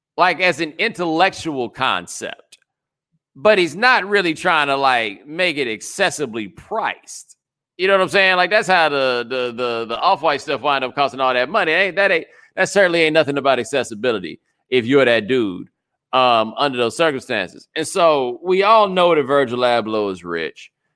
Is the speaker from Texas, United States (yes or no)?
yes; Texas, United States; I am from Texas